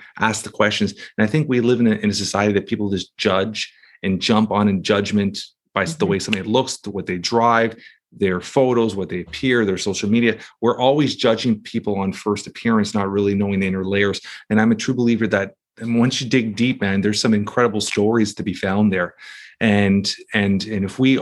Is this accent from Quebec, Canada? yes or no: no; Toronto, Ontario, Canada; Toronto, Canada